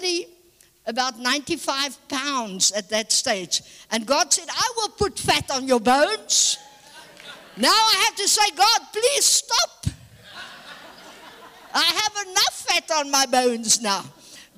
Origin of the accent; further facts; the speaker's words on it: South Africa; I'm a born and bred South African